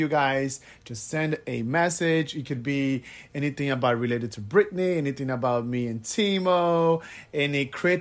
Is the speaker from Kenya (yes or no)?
no; Brazil; English is a second language; moved away as an adult; now in Miami Beach, United States; I am originally from Brazil, if you guys were wondering where my accent is from. I live in Miami Beach, Florida